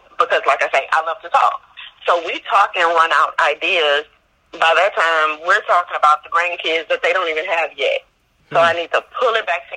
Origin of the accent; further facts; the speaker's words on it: Louisiana, United States; I'm from Louisiana